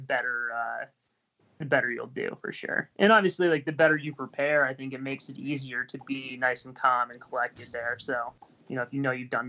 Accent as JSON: {"language": "English", "town": "Bangor", "region": "Maine", "country": "United States", "said": "so I'm Canadian. From Bangor"}